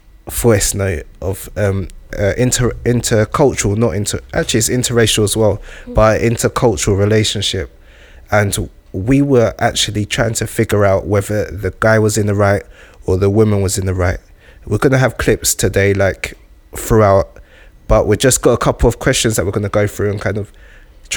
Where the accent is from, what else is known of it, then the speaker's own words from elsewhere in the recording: United Kingdom; this is where I've been raised and this is where I've spent most of my life